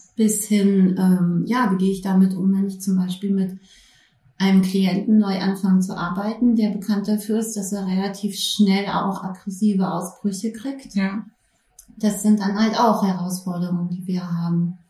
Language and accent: German; Berlin, Germany; moved away; Ich äh, bin ursprünglich Berlinerin. Ja, habe aber dann etliche Jahre auch woanders gelebt und bin jetzt seit 2016 wieder in Berlin.